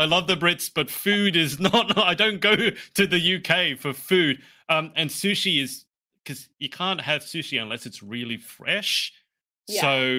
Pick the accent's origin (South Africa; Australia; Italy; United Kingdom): Australia; as an Australian